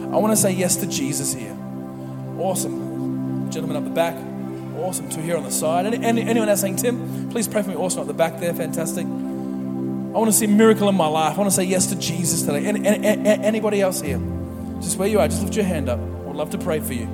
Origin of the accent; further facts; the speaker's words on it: Mackay, Queensland, Australia; moved away; we come from Mackay, is where I grew up, and it's a sugar city, sugar cane everywhere.